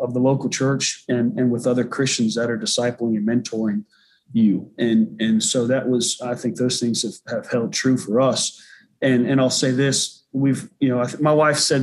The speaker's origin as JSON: {"language": "English", "region": "the South", "country": "United States", "tie": "born or raised there", "also_born_or_lived": "Massachusetts / Indianapolis, Indiana / Houston, Texas / Charlotte, North Carolina", "moved": "as an adult", "said": "I grew up in the South"}